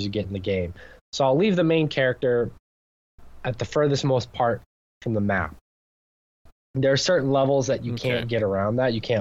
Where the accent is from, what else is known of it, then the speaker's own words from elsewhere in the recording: United States; being American